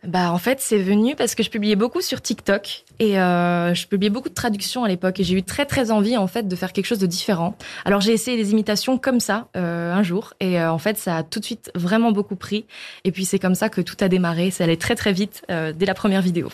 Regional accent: Metz, Grand Est, France; Je viens de Metz

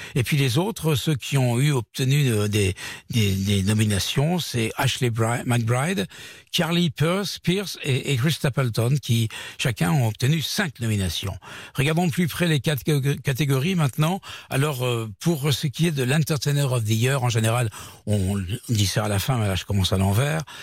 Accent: France; chez nous à Paris, en France

